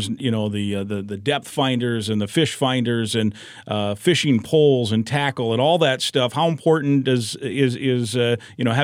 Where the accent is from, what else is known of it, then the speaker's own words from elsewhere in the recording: Iowa, United States; now in Minnesota, United States; I grew up in Iowa